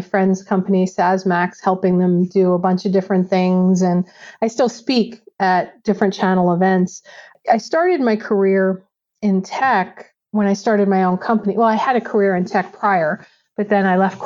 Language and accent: English; New York, United States; moved away; also born or lived in Connecticut; I'm originally from New York